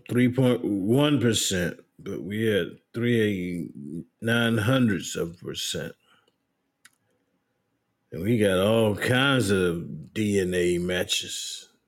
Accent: Elizabethtown, North Carolina, United States; born there; I was born in Elizabethtown, North Carolina on December the 22nd, 1952.

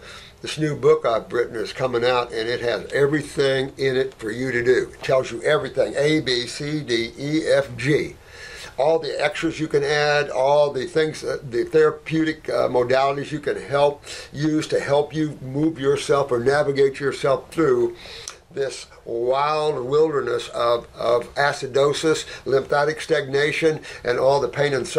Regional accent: Canada; So, Dr. Morse, I'm Canadian.

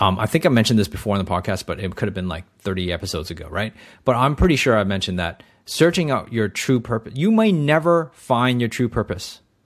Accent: Canada; I grew up in Canada

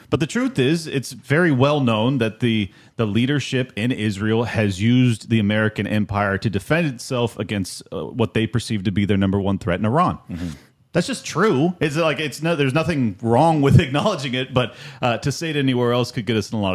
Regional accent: Nigeria; Uh, I'm Nigerian.

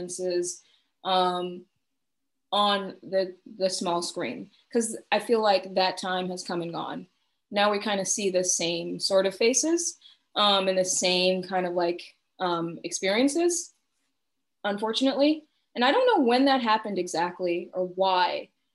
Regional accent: the South, United States; moved away as an adult; now in Portland, United States; we're both from the South

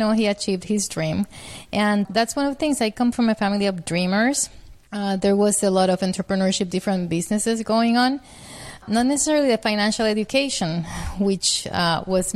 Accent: Puerto Rico; I'm from Puerto Rico. That's where I grew up with a family of four children

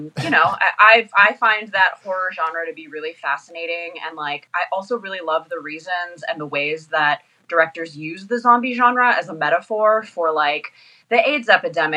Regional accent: Danville, California, United States; moved away as an adult; now in Los Angeles, United States; I grew up in the East Bay, in Danville.

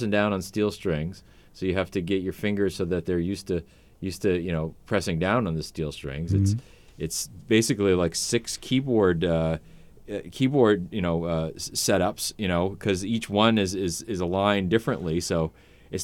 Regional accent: Portland, United States; I was born and raised right here in Portland

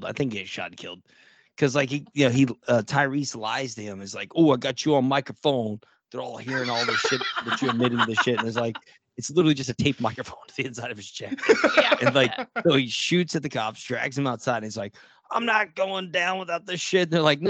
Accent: Texas, United States; I'm from Texas

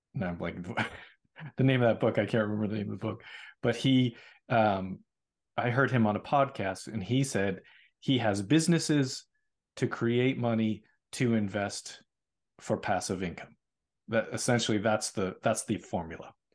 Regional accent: Boston, Massachusetts, United States; moved away; I'm from Boston

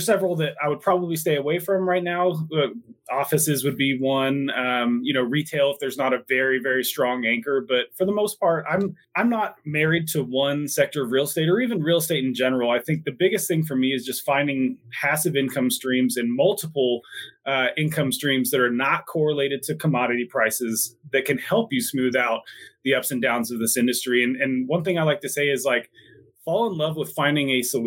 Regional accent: Plano, Texas, United States; moved away as an adult; also born or lived in Durango, Colorado; now in Denver, United States; I grew up in Plano, Texas, went to Texas A&M

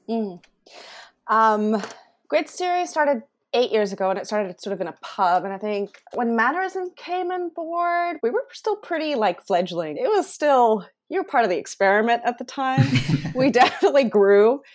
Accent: Taiwan; moved away as an adult; also born or lived in Sydney, Australia; now in Australia; I grew up in Taiwan, Indian background

